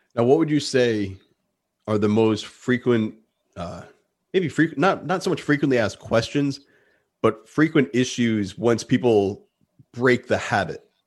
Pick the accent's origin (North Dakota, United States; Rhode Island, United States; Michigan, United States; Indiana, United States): Rhode Island, United States; I'm in New England. I'm from Rhode Island.